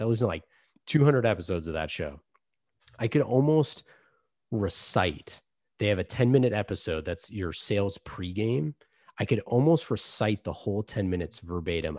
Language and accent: English; Oakland, California, United States; I grew up in Oakland